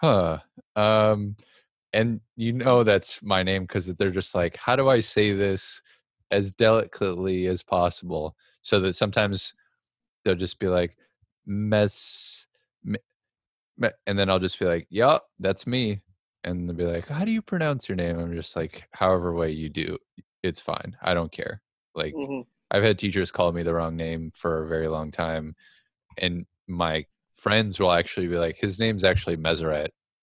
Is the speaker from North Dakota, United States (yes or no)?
yes; North Dakota, United States; growing up in North Dakota